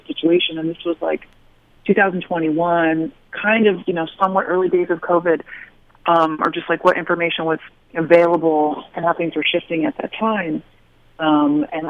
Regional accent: Hartford, Connecticut, United States; I grew up in Hartford, Connecticut

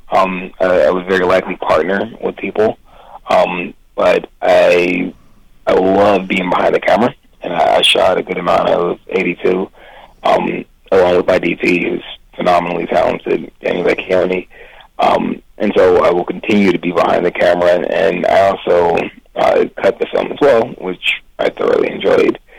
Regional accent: Philadelphia, Pennsylvania, United States; as a kid growing up in Philly

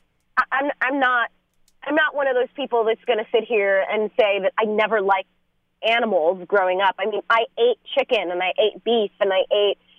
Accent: New York, United States; also born or lived in North Hollywood; now in Los Angeles, United States; I'm originally from New York, and growing up, before I was vegan, I used to go to this big festival in Little Italy

